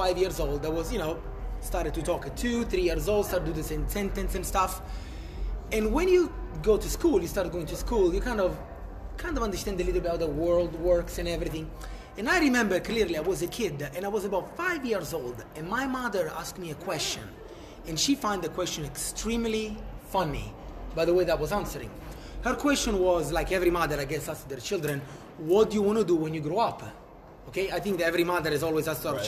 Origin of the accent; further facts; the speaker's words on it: Italy; moved away; I was born in Italy